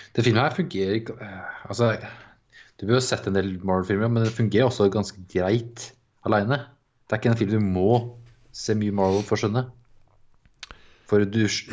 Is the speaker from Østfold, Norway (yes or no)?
yes; Ørje, Østfold, Norway; moved away; vi var hjemme i Ørje